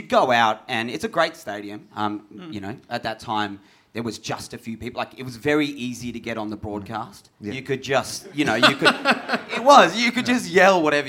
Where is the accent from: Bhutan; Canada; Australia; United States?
Australia; Perth, Western Australia; now in Sydney, Australia; I grew up in Perth and for no apparent reason was a Tiger supporter. And then moved to Sydney the year that the Giants started